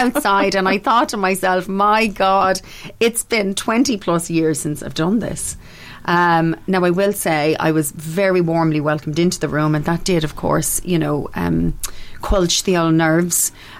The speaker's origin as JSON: {"language": "English", "town": "Brooklyn", "region": "New York", "country": "United States", "said": "Actually, no, I'm from Brooklyn. This is just the accent I do for the show."}